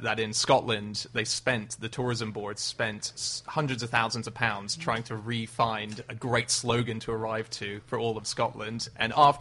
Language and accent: English; Australia; as an Australian